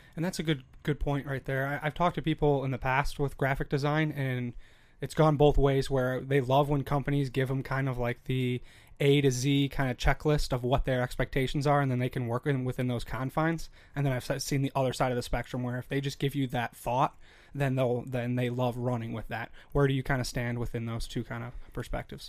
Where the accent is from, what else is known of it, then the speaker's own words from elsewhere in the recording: Chicago, Illinois, United States; now in Minnesota, United States; I'm from Chicago